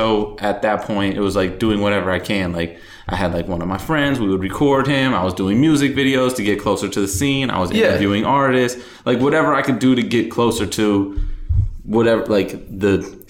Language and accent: English; Youngstown, Ohio, United States; moved away as an adult; now in Los Angeles, United States; Well, I grew up in Ohio, in Youngstown, Ohio. It's like northeast, kind of in between Cleveland and Pittsburgh.